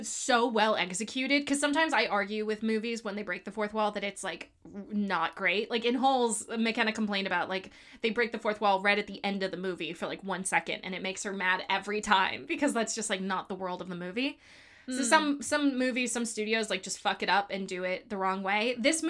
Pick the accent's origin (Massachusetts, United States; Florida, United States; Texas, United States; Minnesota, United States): Florida, United States; Miami; I'm from Miami.